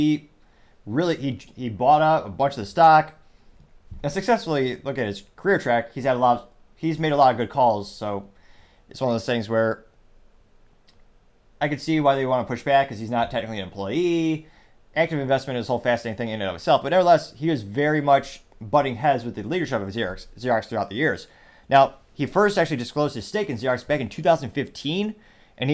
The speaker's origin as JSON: {"language": "English", "country": "United States", "tie": "born or raised there", "said": "I am obviously an American citizen and I was born here."}